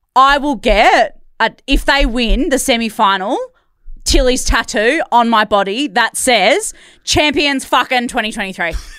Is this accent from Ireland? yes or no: no; Perth, Western Australia, Australia; we're both from Perth